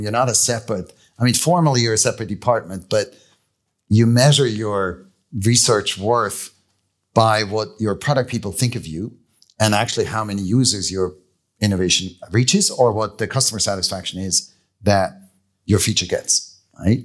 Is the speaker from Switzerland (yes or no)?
yes; Switzerland; moved away; I grew up in Leesville.